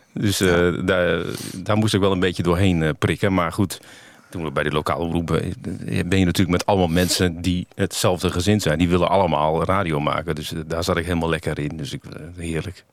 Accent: Groningen, Netherlands; moved away; ik kom uit Groningen oorspronkelijk

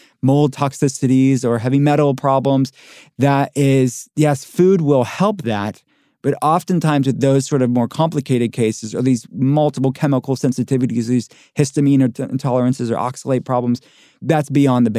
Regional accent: Pittsburgh, Pennsylvania, United States; I'm from Pittsburgh. I'm from a working-class town

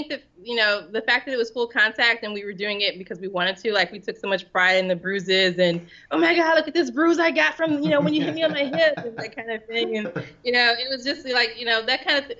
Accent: St. Louis, Missouri, United States; moved away as an adult; now in Houston, United States; I'm originally from St. Louis, and I moved to Houston

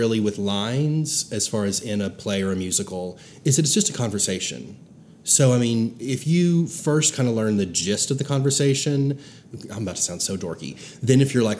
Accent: Branson, Missouri, United States; growing up in Branson

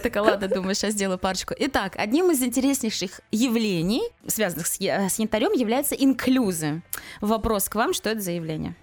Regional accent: Kaliningrad, Kaliningrad Oblast, Russia; я выросла в Калининграде

